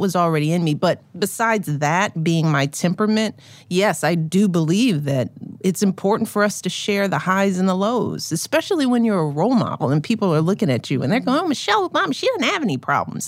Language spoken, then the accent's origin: English; Chicago, Illinois, United States; as a Chicagoan